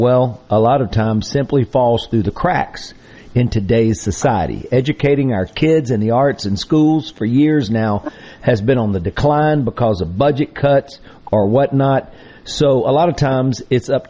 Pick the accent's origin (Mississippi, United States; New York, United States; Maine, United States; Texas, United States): Mississippi, United States; my hometown